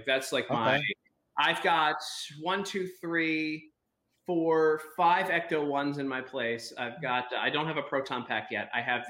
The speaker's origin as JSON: {"language": "English", "town": "Baltimore", "region": "Maryland", "country": "United States", "tie": "born or raised there", "said": "I grew up in Baltimore"}